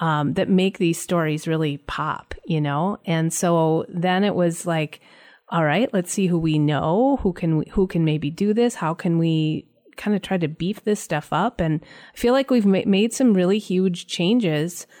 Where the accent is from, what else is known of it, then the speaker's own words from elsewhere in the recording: Brainerd, Minnesota, United States; I grew up in Brainerd